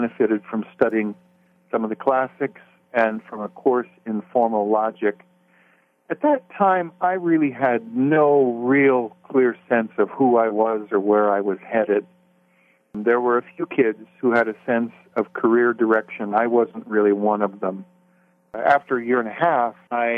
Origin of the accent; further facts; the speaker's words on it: Los Angeles, California, United States; also born or lived in Waterloo, Iowa; I spent a few years growing up in Waterloo, Iowa, beginning of elementary school, and then we moved to the L.A. area